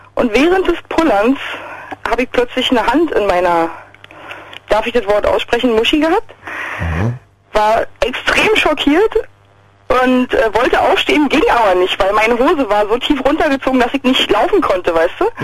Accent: Berlin, Germany; ich bin aus Berlin

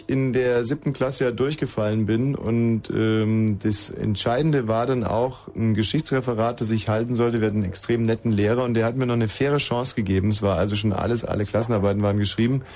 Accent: Munich, Bavaria, Germany; Nein, aus Bayern war schon richtig. Ja, woher da? Aus München.

